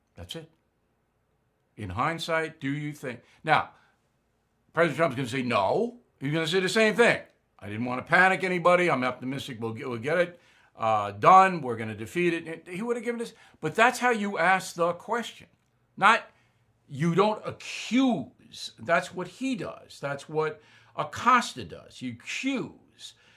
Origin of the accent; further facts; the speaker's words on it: United States; As an American